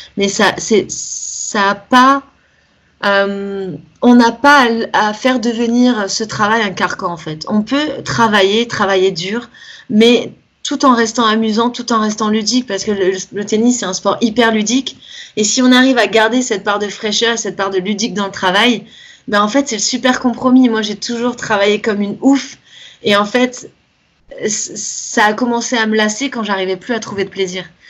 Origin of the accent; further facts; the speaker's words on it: Nice, Provence-Alpes-Côte d'Azur, France; now in Cannes, France; je suis de Nice à la base, maintenant j'habite à Cannes, c'est la Côte d'Azur